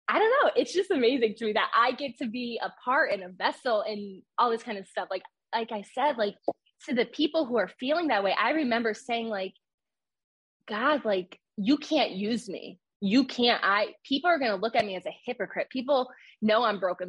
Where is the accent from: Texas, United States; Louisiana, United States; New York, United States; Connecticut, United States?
New York, United States; I'm from New York